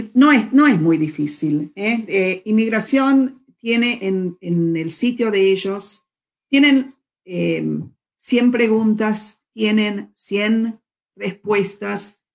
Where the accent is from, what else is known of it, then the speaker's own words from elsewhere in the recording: Argentina; now in United States; Yo tengo doble ciudadanía. Yo soy ciudadana de Estados Unidos y también de la Argentina